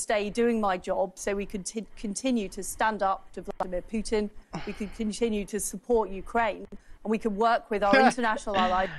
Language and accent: English; Yorkshire and the Humber, United Kingdom; I was brought up in Yorkshire.